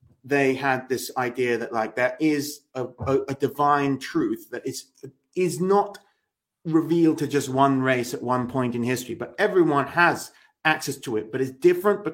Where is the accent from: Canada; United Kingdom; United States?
United Kingdom; England; me as an Englishman